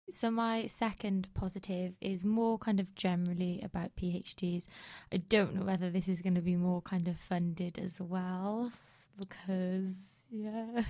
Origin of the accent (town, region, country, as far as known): United Kingdom